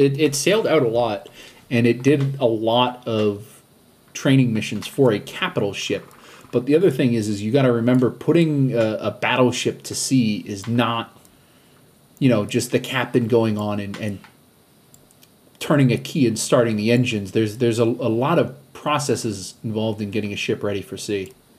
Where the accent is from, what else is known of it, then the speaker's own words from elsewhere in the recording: New England, United States; Yeah, but I'm also Irish and from New England